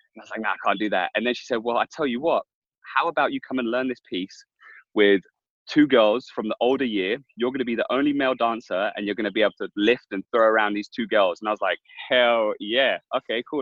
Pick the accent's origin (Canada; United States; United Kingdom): United Kingdom; London; I grew up in Hackney